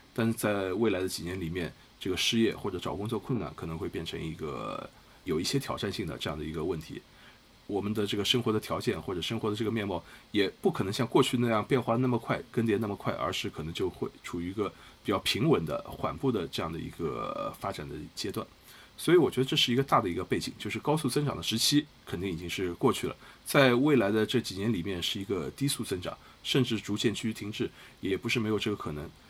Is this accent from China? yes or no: yes; China; 我们中国人，尤其是年轻人